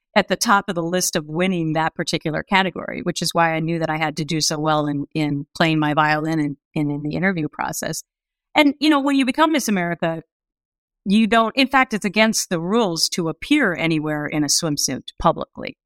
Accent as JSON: {"language": "English", "town": "Anoka", "region": "Minnesota", "country": "United States", "tie": "born or raised there", "moved": "yes", "said": "I grew up in this small town called Anoka, which, it's only fourteen miles north of Minneapolis"}